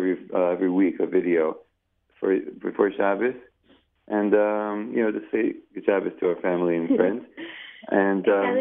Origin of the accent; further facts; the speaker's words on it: Ra'anana, Central District, Israel; also born or lived in Far Rockaway, New York / Cedarhurst, New York / Jerusalem; now in Pardes Hanna, Israel; when I was five, I'm a big Zionist. Decided to move to Israel. So we moved. We made Aliyah. When I was five to Ranana. Lived in Ranana for many years. And then lived in Yerushalayim for a bunch of years.